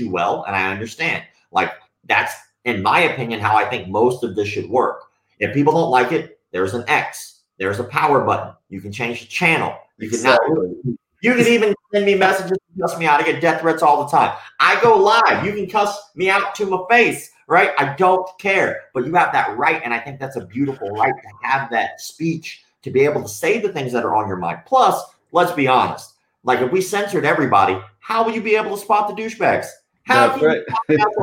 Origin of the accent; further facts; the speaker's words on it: the South, United States; I'm from the South, and that was just kind of how I was raised